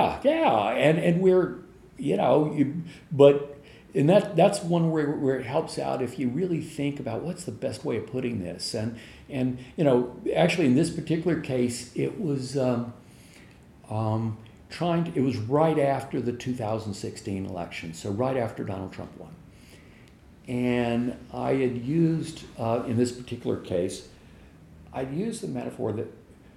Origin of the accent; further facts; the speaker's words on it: Louisiana, United States; I grew up in Louisiana, southern part of the United States